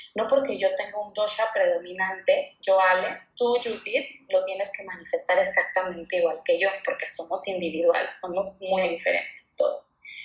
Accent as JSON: {"language": "Spanish", "town": "Guadalajara", "region": "Jalisco", "country": "Mexico", "also_born_or_lived": "Monterrey", "moved": "yes", "lives_now": "Mexico City, Mexico", "said": "yo soy de Guadalajara, Jalisco, soy tapatía, viví muchos años en Monterrey y ahora vivo en la Ciudad de México"}